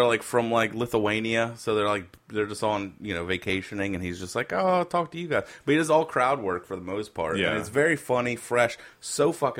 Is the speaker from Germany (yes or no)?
no; Canada; I'm Canadian.